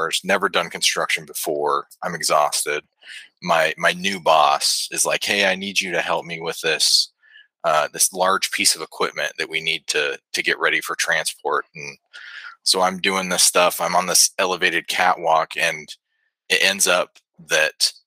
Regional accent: Northern Nevada, United States; now in Huntsville, United States; I grew up in Northern Nevada

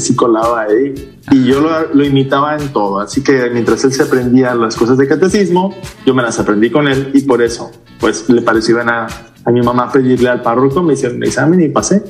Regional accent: Culiacán, Sinaloa, Mexico; soy del norte, soy de Culiacán, Sinaloa, originario de la misma ciudad de Culiacán

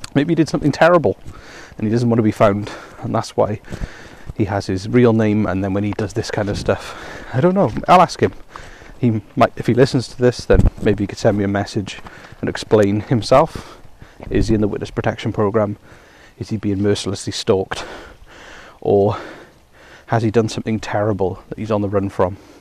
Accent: Wales, United Kingdom; I come from Wales

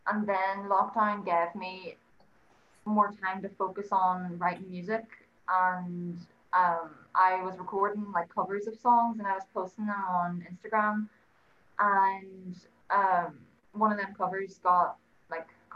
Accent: Ireland; I'm an 18-year-old singer-songwriter and I'm from Ireland.

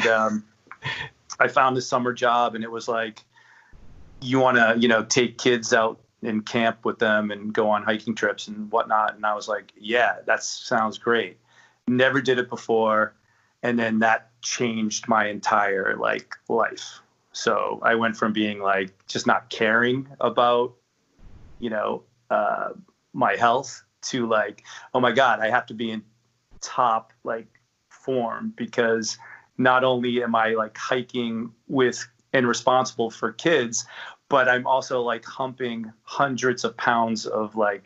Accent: Boston, Massachusetts, United States; also born or lived in Brooklyn, New York; now in New York, United States; originally from Boston, Massachusetts, currently living in Brooklyn, New York

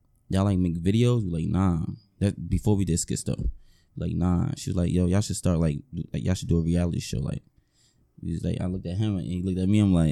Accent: Orange, New Jersey, United States; I'm from orange

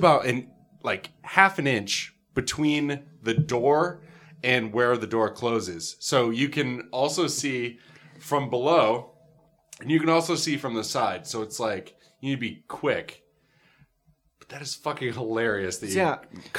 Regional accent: New York, United States; So I'm from Northern New York. So when I fly home, I fly into Syracuse Airport.

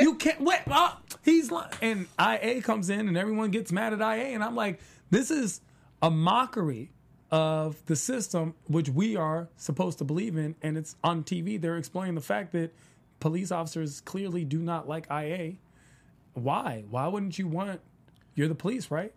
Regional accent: East Coast, United States; I'm from the East Coast.

